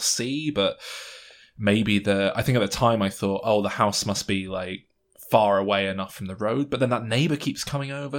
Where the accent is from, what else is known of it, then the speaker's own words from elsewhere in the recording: England, United Kingdom; we're English